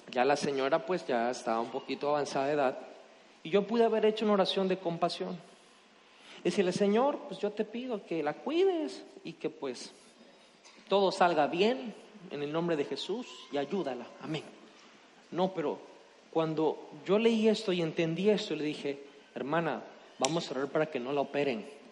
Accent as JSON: {"language": "Spanish", "country": "Mexico", "said": "como mexicanos nosotros"}